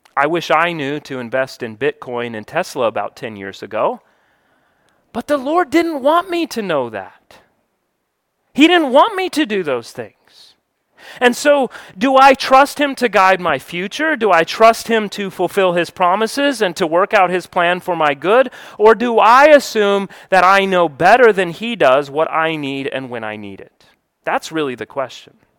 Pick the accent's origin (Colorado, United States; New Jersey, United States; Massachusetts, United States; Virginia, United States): Colorado, United States; also born or lived in New Mexico / Georgia; now in Florida, United States; I was born and I grew up in Colorado most of my childhood. I lived in New Mexico a few years, lived in Georgia for twenty, and now I live in Florida